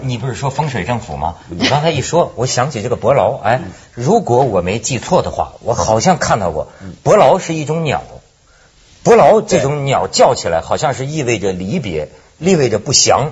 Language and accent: Chinese; China; 我是大陆人